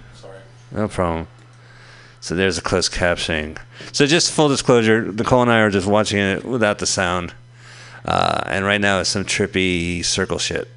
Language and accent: English; Montclair, New Jersey, United States; moved away; in my hometown of Montclair, New Jersey